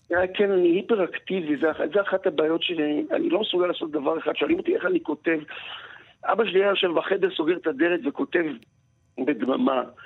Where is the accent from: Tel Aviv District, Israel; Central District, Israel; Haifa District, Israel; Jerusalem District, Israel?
Central District, Israel; Rehovot; also born or lived in moshav near Gedera; אני נולדתי ברחובות ואני גר עכשיו במושב ליד גדרה, אז האזור הזה שסביב רחובות זה ההום טריטורי שלי